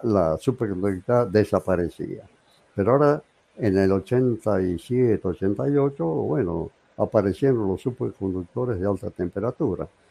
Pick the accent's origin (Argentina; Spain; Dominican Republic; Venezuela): Argentina; San Fernando del Valle de Catamarca, Catamarca; moved away as an adult; also born or lived in Córdoba, Argentina; Yo terminé mi secundario en Catamarca, así se llamaba la ciudad, Catamarca